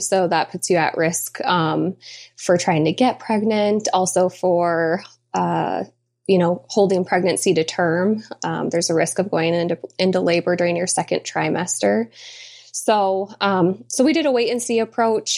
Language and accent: English; Michigan, United States; we were both born and raised in Michigan, and we still live in Michigan